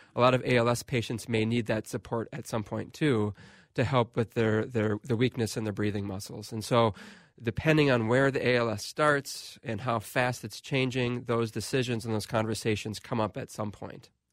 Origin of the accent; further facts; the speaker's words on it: Waconia, Minnesota, United States; also born or lived in Milwaukee; I'm from Waconia, Minnesota.